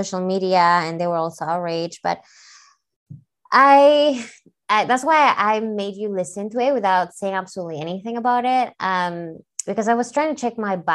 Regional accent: Peru; now in United States; I'm from South America in Peru, and I didn't grow up eating tacos.

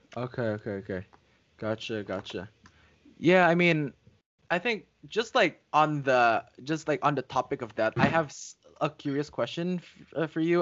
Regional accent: Indonesia; having been born and raised in Indonesia for um, like almost all my life.

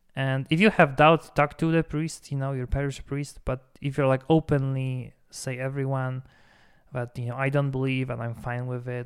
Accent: Poland; moved away; in Poland, my home country

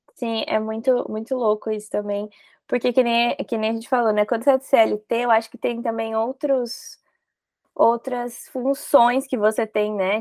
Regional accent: Mogi Mirim, São Paulo, Brazil; Eu sou do interior, né? Eu sou de Mojimirim

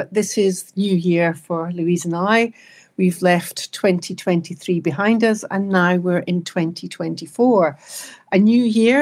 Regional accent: Scotland, United Kingdom; for me, being Scottish, the marking of a new year is really important

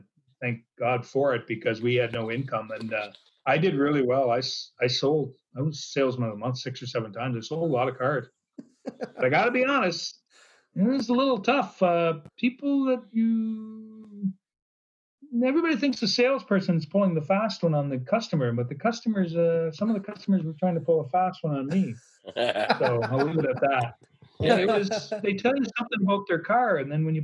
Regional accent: Parkhill, Ontario, Canada; now in Strathroy, Canada; I grew up in Park Hill. It's population 1,100.

